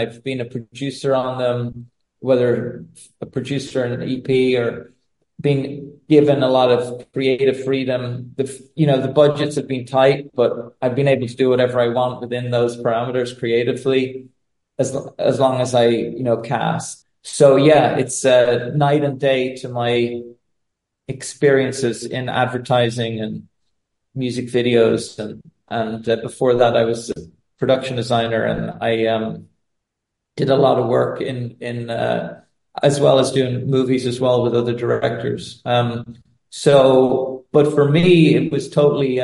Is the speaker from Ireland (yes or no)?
yes; Ireland; moved away; also born or lived in Dublin; I'm Irish, but I'm also, I suppose, English. My dad was from London